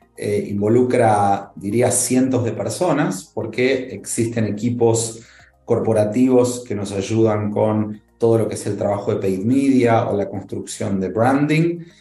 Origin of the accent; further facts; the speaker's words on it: Argentina; moved away as an adult; now in Mexico; soy argentino